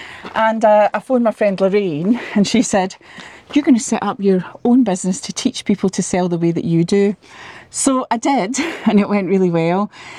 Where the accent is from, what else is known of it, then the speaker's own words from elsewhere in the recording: Clydebank, Scotland, United Kingdom; also born or lived in Sydney, Australia / Cape Town, South Africa; So I am from Clydebank, which is just outside Glasgow